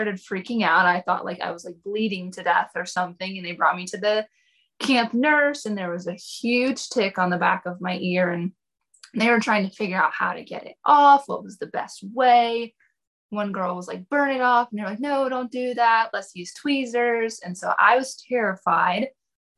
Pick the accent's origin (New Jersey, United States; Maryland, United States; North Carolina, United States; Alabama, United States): North Carolina, United States; Fairview; Born and raised here.